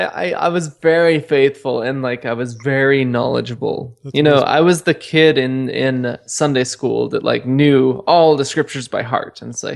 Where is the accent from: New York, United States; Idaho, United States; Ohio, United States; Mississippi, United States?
Idaho, United States; Boise; also born or lived in Pocatello, Idaho / Virginia; I was born in Pocatello. Moved to Boise after a brief stint in Virginia.